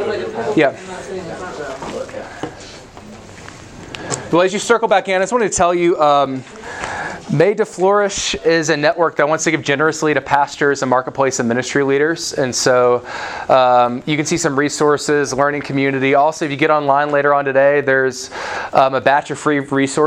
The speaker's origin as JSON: {"language": "English", "region": "the South", "country": "United States", "said": "I'm from the South"}